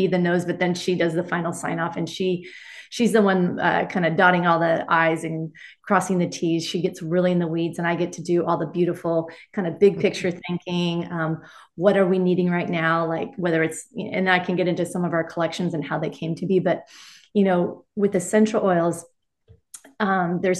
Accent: Laguna Beach, California, United States; I'm from Laguna Beach.

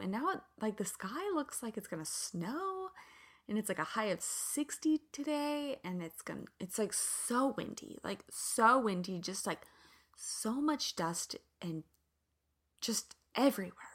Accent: Kansas, United States; moved away; also born or lived in Santa Barbara; I'm from the Midwest. I'm from Kansas

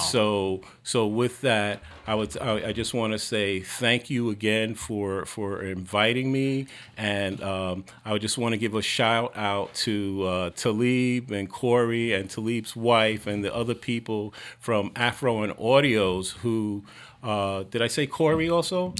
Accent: New York City, New York, United States; I was born in Harlem. You know, my formative years I lived in the projects on the East Side

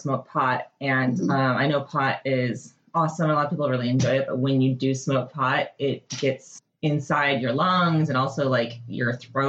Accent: Michigan, United States; moved away as an adult; now in Portland, United States; I am originally from Michigan, and I've lived in Portland, Oregon for 12 years.

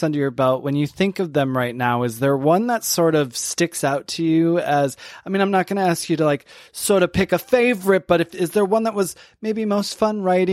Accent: Saginaw, Michigan, United States; I'm actually from Michigan. I'm about an hour and a half north of Detroit in Saginaw.

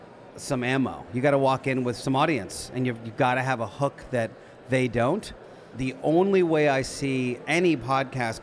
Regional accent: Philadelphia, Pennsylvania, United States; I grew up in Philly, that world

